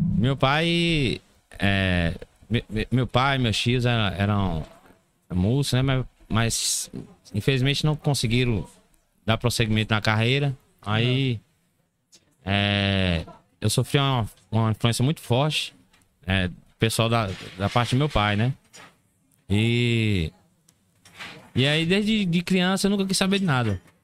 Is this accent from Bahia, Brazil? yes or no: yes; Barra da Estiva, Bahia, Brazil; Eu sou natural de Bardechiva, Barra da Estiva fica na Chapada Diamantina